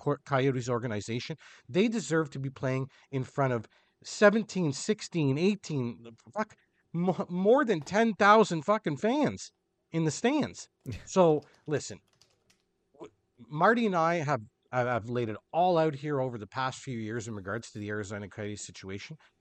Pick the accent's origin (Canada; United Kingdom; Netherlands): Canada; I am Canadian